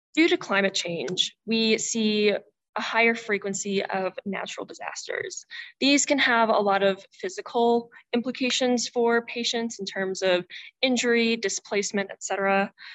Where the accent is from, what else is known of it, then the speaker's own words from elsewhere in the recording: Indianapolis, Indiana, United States; I'm from Indianapolis, Indiana